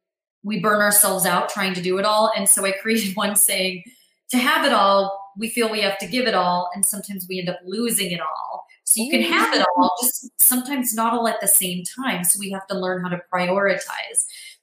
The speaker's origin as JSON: {"language": "English", "country": "Greece", "said": "…, …, Greek, like I'm from Greece, Greek.com."}